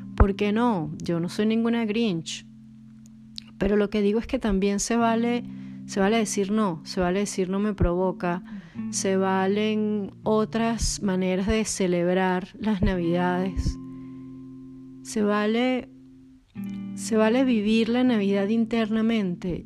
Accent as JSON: {"language": "Spanish", "town": "Caracas", "region": "Capital District", "country": "Venezuela", "also_born_or_lived": "Poland / Brazil", "moved": "yes", "lives_now": "Portugal", "said": "soy de Caracas"}